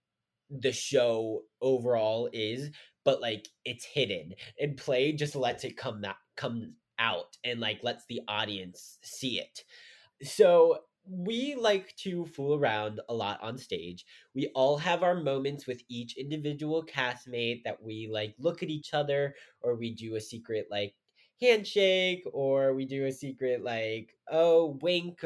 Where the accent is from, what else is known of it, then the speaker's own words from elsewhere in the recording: Pittsburgh, Pennsylvania, United States; I'm from Pittsburgh